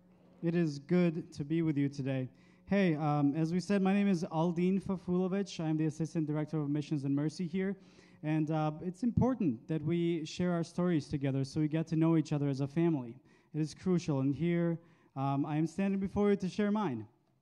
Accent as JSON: {"language": "English", "country": "Bosnia & Herzegovina", "tie": "born or raised there", "moved": "yes", "said": "I grew up Muslim in Bosnia, where the name of Jesus is not raising a feeling of safety and comfort, but rather feelings of fear and danger. I was a mere child when the Balkan War happened in the 90s."}